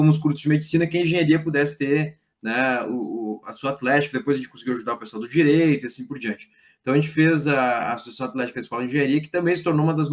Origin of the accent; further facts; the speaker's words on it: Lajeado, Rio Grande do Sul, Brazil; É, eu sou de Lajado, né? eu sou de uma família de empreendedores, comerciantes é, pequenos, né?